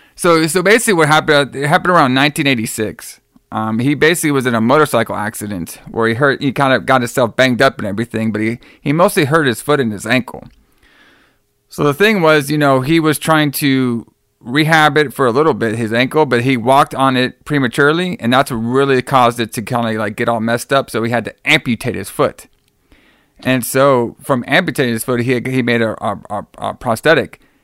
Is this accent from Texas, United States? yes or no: yes; Dallas, Texas, United States; from my hometown of Dallas